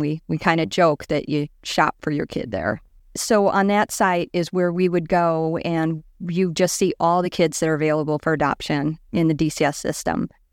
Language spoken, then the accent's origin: English; Liberty Township, Indiana, United States; I grew up in Liberty Township, which is right between Valpo and Chesterton